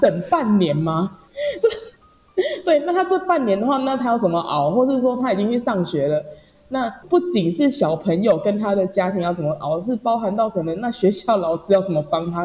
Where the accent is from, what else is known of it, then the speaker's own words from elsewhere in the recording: northern Taiwan, Taiwan; 因为我是北部人